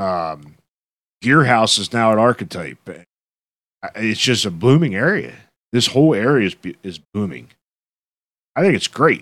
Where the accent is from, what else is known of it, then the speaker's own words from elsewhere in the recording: Dover, Pennsylvania, United States; I've been here all my life, over. I'm Dover born, I'm Dover bred, and I'll be damned, I'm gonna be Dover dead